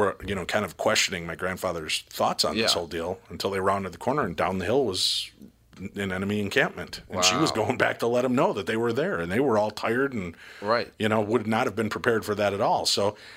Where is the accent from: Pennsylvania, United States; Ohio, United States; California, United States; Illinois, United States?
Illinois, United States; Roselle; growing up in Roselle, Illinois